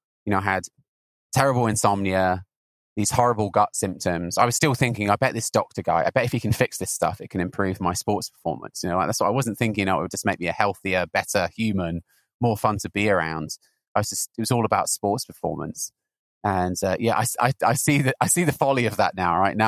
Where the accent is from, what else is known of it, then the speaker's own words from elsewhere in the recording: Newbury, South East England, United Kingdom; moved away as an adult; also born or lived in Southampton / London; now in Santa Cruz, United States; I'm British. I'm currently living in Santa Cruz in California. I grew up in a rather boring town called Newbury in Berkshire